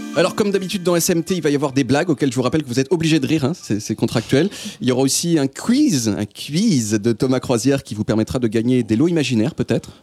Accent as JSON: {"language": "French", "country": "Portugal", "said": "je suis portugais"}